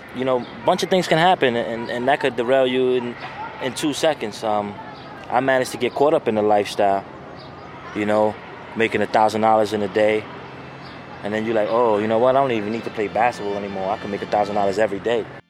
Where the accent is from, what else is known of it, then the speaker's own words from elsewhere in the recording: New York City, New York, United States; growing up in Tompkins was kind of crazy. It's in a, it's a, it's a, it's a project complex